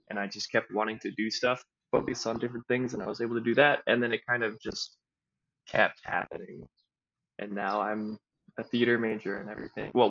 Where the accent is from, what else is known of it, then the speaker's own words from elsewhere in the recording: Kampala, Central Region, Uganda; also born or lived in Evanston, United States; I was born in Evanston, Illinois, but I grew up overseas in Kampala, Uganda.